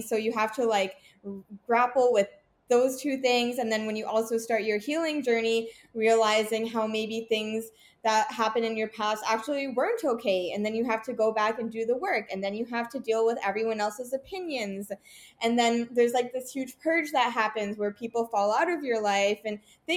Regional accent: Vancouver, British Columbia, Canada; also born or lived in Toronto; I was born in Toronto, moved to Vancouver as a child

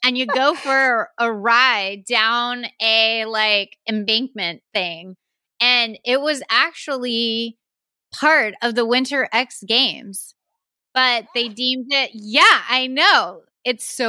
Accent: Texas, United States; growing up in Texas

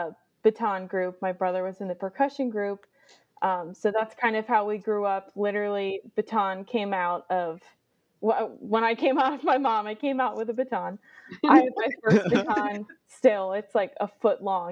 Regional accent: Cecil County, Maryland, United States; I am from Maryland, and I grew up with both of my parents owning a baton percussion color guard group based in Cecil County, Maryland

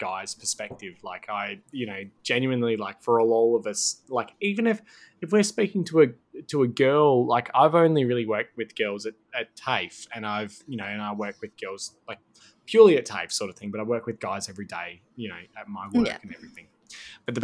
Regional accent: Vancouver, British Columbia, Canada; moved away; I grew up in Vancouver

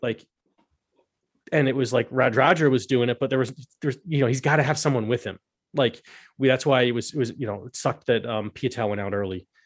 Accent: United States; As an American

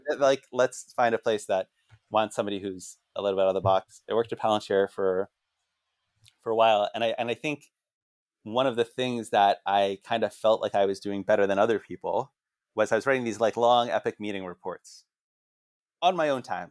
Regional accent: Northern New Jersey, United States; I grew up in Northern Jersey

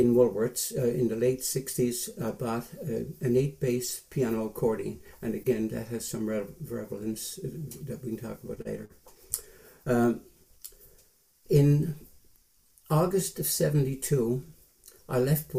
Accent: St. John's, Newfoundland and Labrador, Canada; moved away as an adult; also born or lived in New Brunswick / Ottawa; I went to school at St. Patrick's Hall School in St. John's, half an hour from Mount Pearl, from 1944 till 1955, when I was 17 in grade 11

